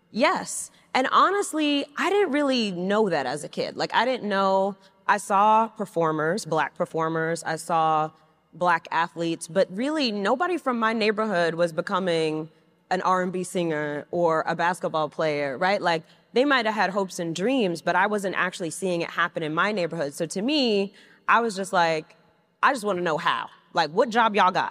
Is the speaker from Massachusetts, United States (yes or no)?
no; New York City, New York, United States; I grew up in Flushing, Queens